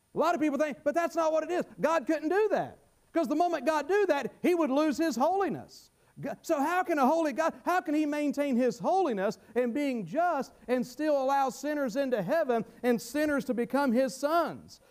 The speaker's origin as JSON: {"language": "English", "region": "North Carolina", "country": "United States", "tie": "born or raised there", "said": "I was brought up in North Carolina in the Bible Belt"}